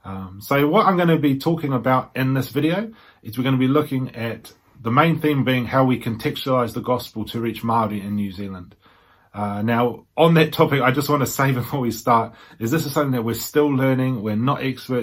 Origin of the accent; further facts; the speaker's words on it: England, United Kingdom; born there; On the side of my mother, I am from the UK, I was born in England.